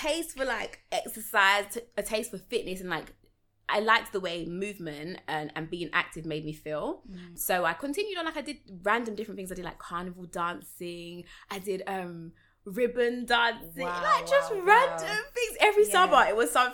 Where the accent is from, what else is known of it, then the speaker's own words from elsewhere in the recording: London, United Kingdom; we moved from South London to East London, and I joined the basketball club.